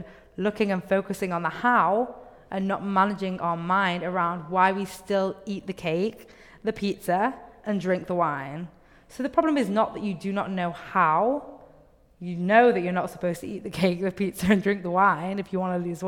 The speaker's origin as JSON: {"language": "English", "region": "England", "country": "United Kingdom", "tie": "born or raised there", "moved": "yes", "said": "I grew up in England"}